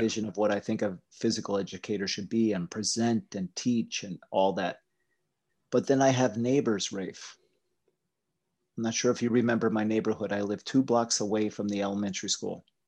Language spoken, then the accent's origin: English; Appalachia, Pennsylvania, United States; I grew up in Appalachia